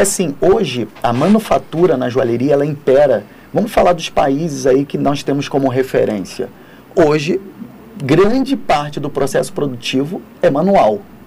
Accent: Rio de Janeiro, Brazil; now in São Paulo, Brazil; eu sou do Rio de Janeiro

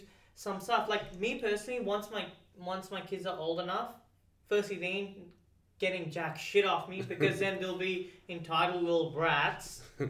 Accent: Pakistan; Sorry, dude, I'm Pakistani. I can't pronounce anything. I sound half American, half Australian. Then the Pakistani in me comes out.

